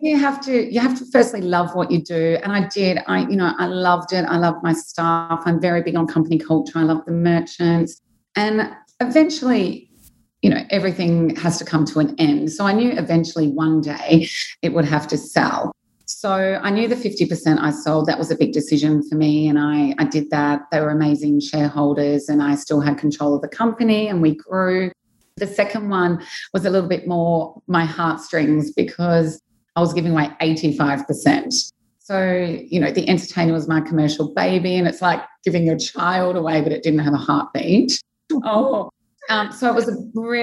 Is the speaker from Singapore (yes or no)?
no; Australia; moved away as an adult; now in Dubai, United Arab Emirates; I'm from Australia. I came to Dubai when I was 26.